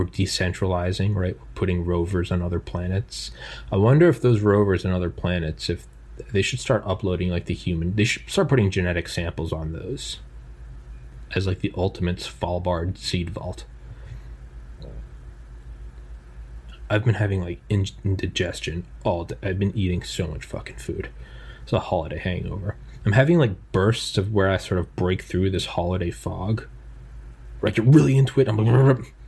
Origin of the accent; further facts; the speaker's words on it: United States; I'm an American in a relatively wealthy, relative to the rest of the world, middle upper class